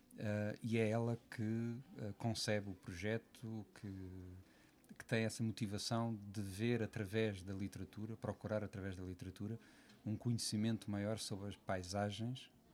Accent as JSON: {"language": "Portuguese", "region": "Lisbon area", "country": "Portugal", "tie": "born or raised there", "said": "Eu não sou de Lisboa, apesar de ter, ter nascido na, na maternidade Alfredo da Costa, como metade de Portugal, mas uh, sempre vivi fora da cidade"}